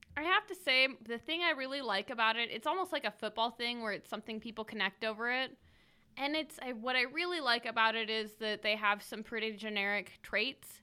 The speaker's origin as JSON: {"language": "English", "region": "Idaho", "country": "United States", "said": "we like to stay in Idaho"}